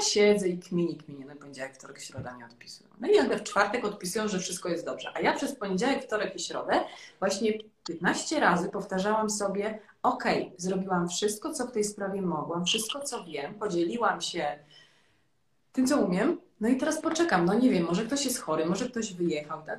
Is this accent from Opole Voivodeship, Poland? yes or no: no; Legnica, Lower Silesian Voivodeship, Poland; moved away; która właśnie jest cały czas … z Legnicy